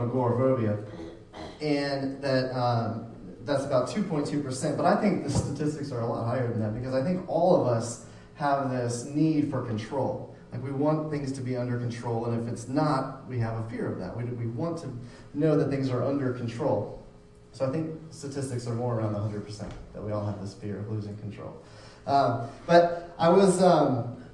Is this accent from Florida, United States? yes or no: yes; Florida, United States; moved away; I grew up in Florida.